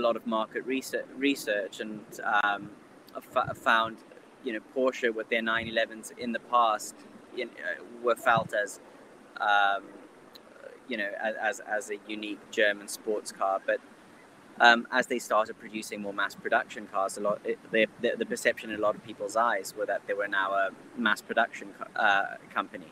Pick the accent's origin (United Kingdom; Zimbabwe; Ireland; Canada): Zimbabwe; I was born and bred in Zimbabwe, fourth generation, of Indian descent